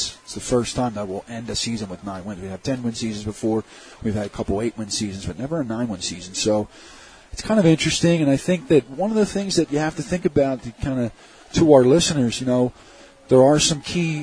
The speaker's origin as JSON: {"language": "English", "town": "Broomall", "region": "Pennsylvania", "country": "United States", "tie": "born or raised there", "said": "I grew up there in Broomall"}